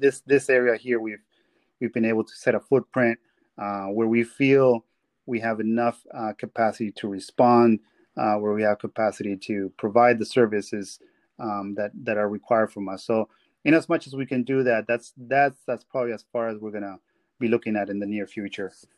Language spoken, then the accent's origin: English; Peru; moved away; I am from Peru.